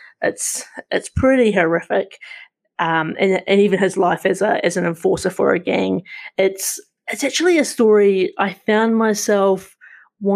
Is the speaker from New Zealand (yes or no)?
yes; New Zealand; as a New Zealander